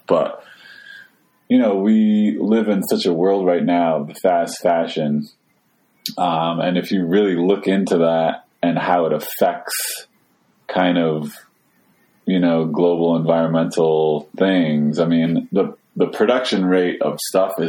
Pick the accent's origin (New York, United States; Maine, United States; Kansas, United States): Maine, United States; Skowhegan; I grew up in Skowhegan, Maine